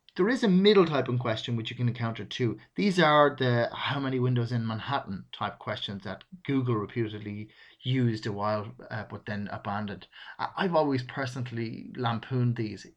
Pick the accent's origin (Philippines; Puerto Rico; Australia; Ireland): Ireland; I'm Irish. It's a natural speech rhythm for me to use we a lot.